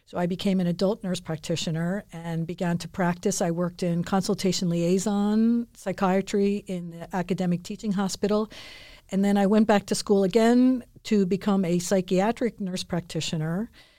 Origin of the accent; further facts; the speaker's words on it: Philadelphia, Pennsylvania, United States; I grew up in Philadelphia.